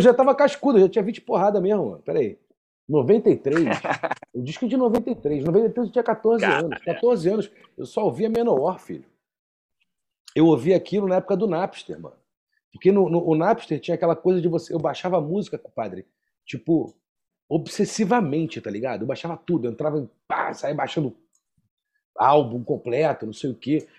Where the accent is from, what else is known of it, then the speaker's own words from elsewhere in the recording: Rio de Janeiro, Brazil; eu sou do Rio